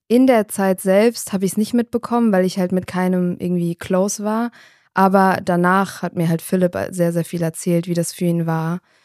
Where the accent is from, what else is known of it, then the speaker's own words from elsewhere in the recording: Darmstadt, Hesse, Germany; Also ich komme aus Darmstadt